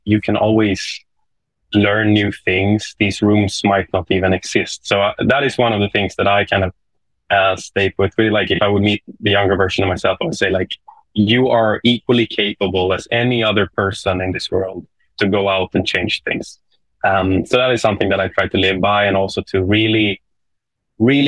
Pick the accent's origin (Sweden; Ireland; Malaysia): Sweden; accent: Swedish English; English is a second language; my Swedish English accent